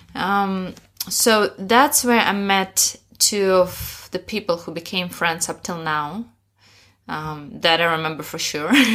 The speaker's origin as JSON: {"language": "English", "region": "Sakhalin Oblast", "country": "Russia", "tie": "born or raised there", "also_born_or_lived": "Moscow, Russia", "second_language": "English", "moved": "as an adult", "lives_now": "Shanghai, China", "said": "Originally, I'm from Sakhalin Island in Russia"}